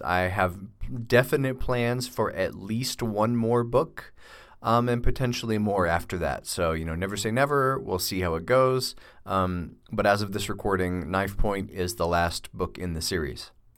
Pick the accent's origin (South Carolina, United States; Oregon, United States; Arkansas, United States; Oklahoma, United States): Oklahoma, United States; Tulsa; moved away as an adult; also born or lived in Boulder, Colorado; I grew up in Tulsa, Oklahoma.